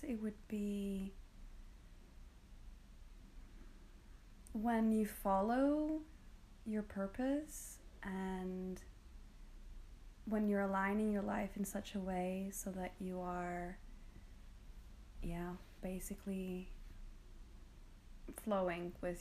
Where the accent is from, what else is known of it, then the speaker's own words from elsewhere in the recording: Greece; moved away as an adult; also born or lived in United Kingdom / London; I come from Greece. So this is where I was born and raised. And I left when I was 18, and I spent a lot of time in the UK, about 10 years.